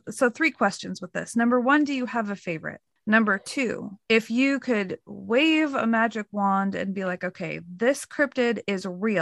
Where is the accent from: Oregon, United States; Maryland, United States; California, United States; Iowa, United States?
Oregon, United States; I'm from Oregon and I flew over to Ohio